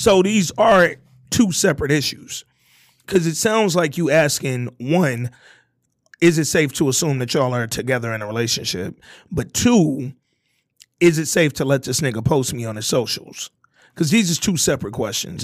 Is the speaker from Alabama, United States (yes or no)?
yes; Hooper City, Alabama, United States; I'm a nigga from, you know, a, a southern background. I come from Hooper City, Alabama